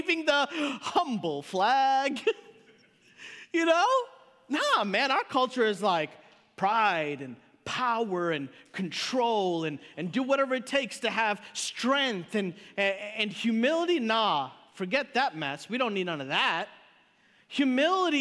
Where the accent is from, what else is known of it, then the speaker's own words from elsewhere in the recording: Chicago, Illinois, United States; I grew up in Chicago